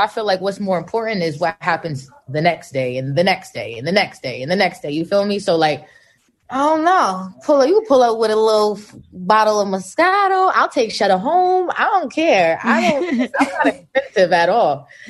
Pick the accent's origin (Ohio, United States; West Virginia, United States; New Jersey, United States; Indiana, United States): New Jersey, United States; now in California, United States; I'm from Jersey.